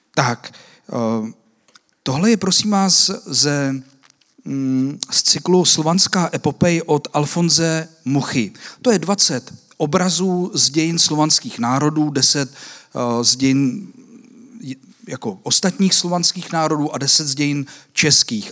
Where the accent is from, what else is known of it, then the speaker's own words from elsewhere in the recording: Czechia; nás Češích